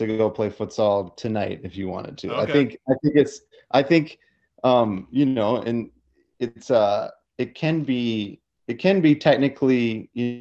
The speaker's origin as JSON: {"language": "English", "town": "Madison", "region": "Wisconsin", "country": "United States", "tie": "born or raised there", "said": "originally I'm from Madison, Wisconsin"}